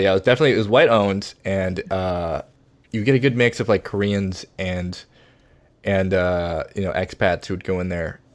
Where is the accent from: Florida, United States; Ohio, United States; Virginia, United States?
Virginia, United States; moved away as an adult; also born or lived in Boston / New York / Washington, D.C. / Seoul; now in Los Angeles, United States; I grew up in Virginia